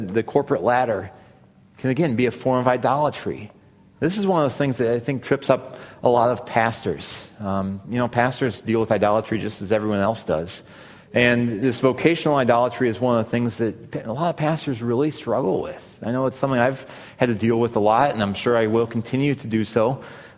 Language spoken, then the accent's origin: English; Missouri, United States; I grew up in Missouri